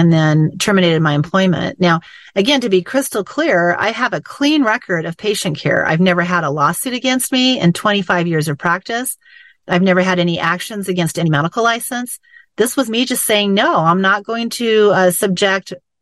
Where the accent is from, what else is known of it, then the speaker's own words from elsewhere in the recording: United States; I was born in America to parents who had fled from a system like this